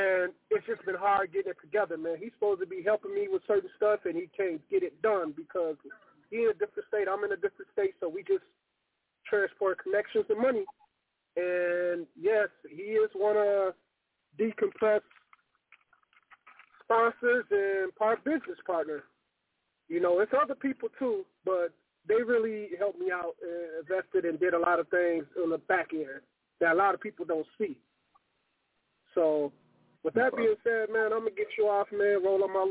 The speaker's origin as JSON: {"language": "English", "town": "Pontiac", "region": "Michigan", "country": "United States", "moved": "yes", "lives_now": "Battle Creek, United States", "said": "I'm from Pontiac"}